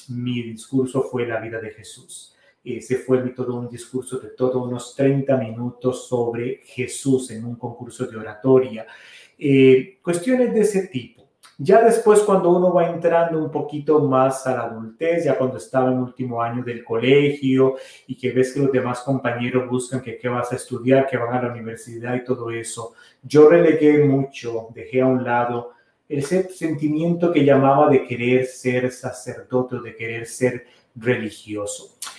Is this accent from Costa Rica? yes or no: yes; Costa Rica; moved away; la parroquia de San Carlos Borromeo, de donde yo soy originario, allá en Costa Rica